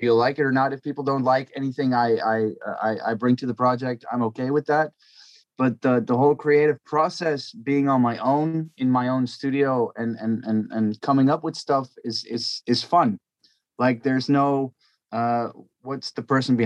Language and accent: English; Belgium; I'm from Belgium.